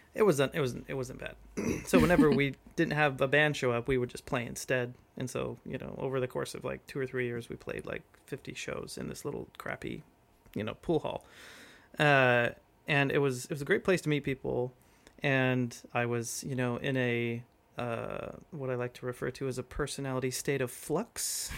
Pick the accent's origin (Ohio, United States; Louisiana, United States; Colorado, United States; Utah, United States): Utah, United States; Provo; I'm from Provo, Utah.